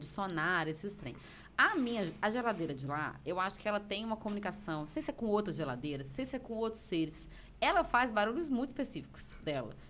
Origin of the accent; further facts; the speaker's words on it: Antônio Prado, Brazil; accent: mineirês; Meu tio tem um bar lá em Antônio Prado, que é minha cidade natal